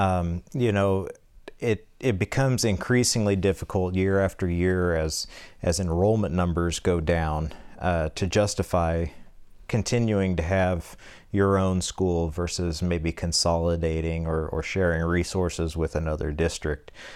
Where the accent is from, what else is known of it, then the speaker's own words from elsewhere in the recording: Norborne, Missouri, United States; I grew up here in Norburn, a proud graduate of Norburn High School, home of the Pirates